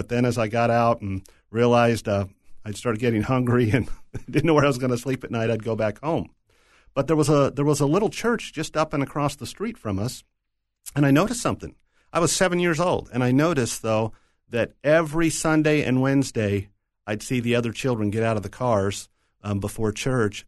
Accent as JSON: {"language": "English", "town": "Tucson", "region": "Arizona", "country": "United States", "tie": "born or raised there", "also_born_or_lived": "Philadelphia, Pennsylvania", "said": "when I was 5 years old, moved over to Tucson, Arizona, cowboy land"}